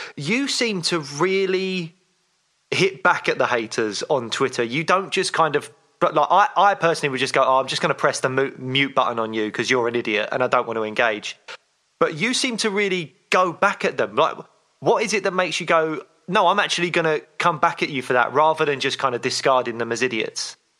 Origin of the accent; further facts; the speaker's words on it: London, United Kingdom; Peckham, where I grew up